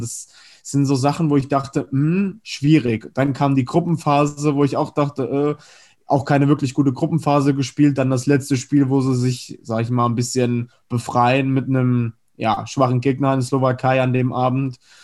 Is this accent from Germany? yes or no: no; Spain; ich als Spanier